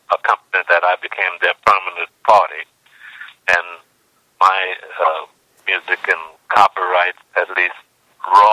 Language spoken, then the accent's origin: English; New Orleans, Louisiana, United States; being born and raised in New Orleans